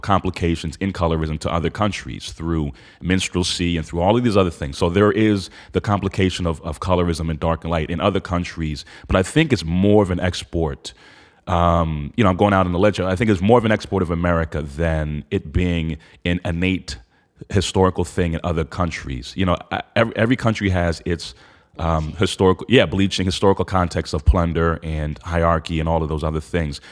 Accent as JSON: {"language": "English", "region": "New Hampshire", "country": "United States", "tie": "born or raised there", "said": "I grew up in New Hampshire with all white people"}